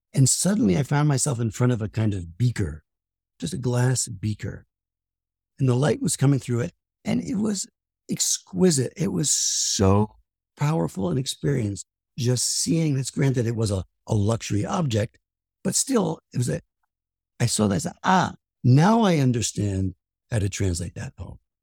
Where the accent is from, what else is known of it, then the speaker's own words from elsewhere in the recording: Paterson, New Jersey, United States; I'm from Patterson